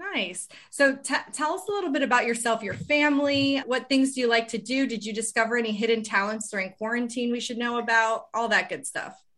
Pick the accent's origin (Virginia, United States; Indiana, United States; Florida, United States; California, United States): Florida, United States; I'm from Florida.